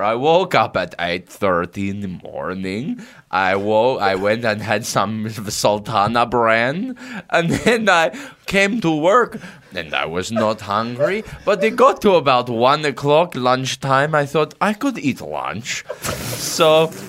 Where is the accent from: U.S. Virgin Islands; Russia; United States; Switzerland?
Russia; English is a second language; I'm from Russia.